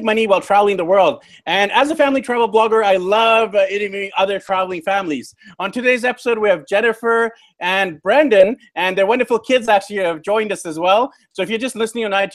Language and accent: English; Vancouver, British Columbia, Canada; I'm from Vancouver, BC, Canada originally